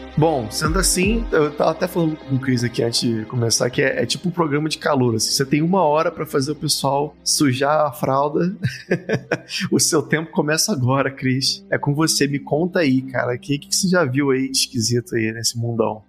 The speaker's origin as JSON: {"language": "Portuguese", "region": "Rio de Janeiro", "country": "Brazil", "said": "Eu sou do Meia, mas meus avós ah, de tá Olaria tá e passei um tempo também em Realengo, então é puro suco da Zona Norte carioca"}